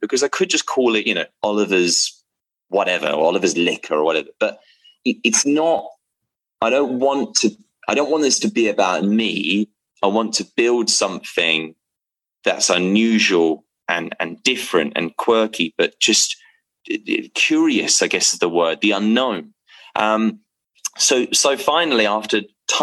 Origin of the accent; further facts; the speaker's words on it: England, United Kingdom; I'm from England